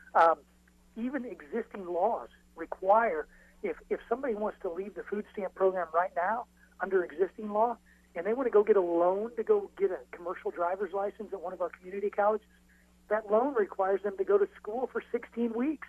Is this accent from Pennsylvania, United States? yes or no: no; Illinois, United States; my home state of Illinois